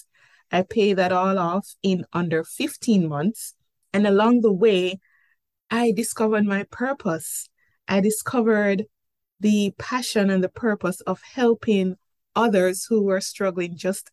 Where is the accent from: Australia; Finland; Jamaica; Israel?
Jamaica; accent: Jamaican; moved away as an adult; now in Cayman Islands; I'm Jamaican by birth, hence the accent